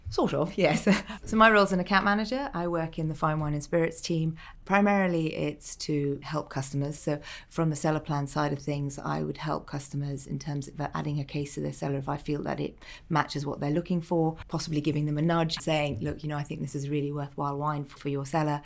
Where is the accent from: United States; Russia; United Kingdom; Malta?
Malta; moved away; Growing up in Malta